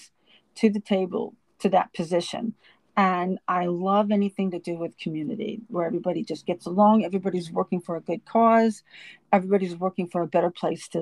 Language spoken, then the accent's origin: English; Los Angeles, California, United States; moved away as an adult; also born or lived in Long Island, New York; now in Deer Park, United States; I was born and raised in Los Angeles and I lived there up until, I moved to Long Island 2006